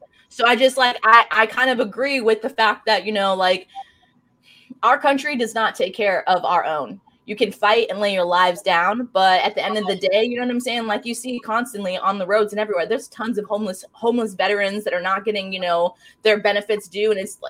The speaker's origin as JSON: {"language": "English", "town": "Fort Drum", "region": "New York", "country": "United States", "tie": "born there", "said": "I was born in Governor Fort Drum. It is a lot of military people know where that is because they call it the hell."}